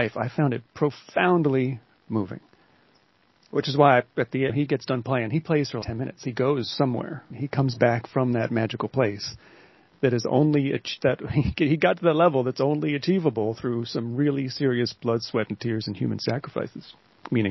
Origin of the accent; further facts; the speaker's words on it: Pocono Mountains, Pennsylvania, United States; moved away as an adult; now in Philadelphia, United States; I grew up in the Pocono Mountains